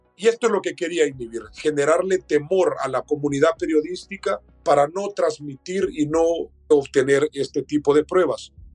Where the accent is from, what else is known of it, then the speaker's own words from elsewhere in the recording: El Salvador; en mi país, El Salvador